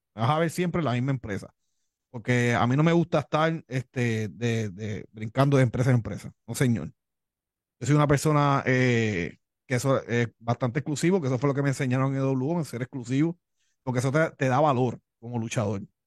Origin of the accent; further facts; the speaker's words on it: Levittown, Puerto Rico; accent: Cuban; also born or lived in Miami, Florida; vengo de padres cubanos, nací en Miami, pero me crié aquí en la isla de Puerto Rico